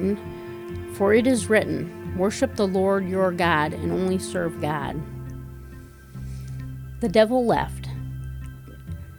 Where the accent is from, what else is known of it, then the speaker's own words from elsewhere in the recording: Wisconsin, United States; moved away as an adult; now in Minnesota, United States; Even though I am from Wisconsin, I have lived most of my adult life in Minnesota.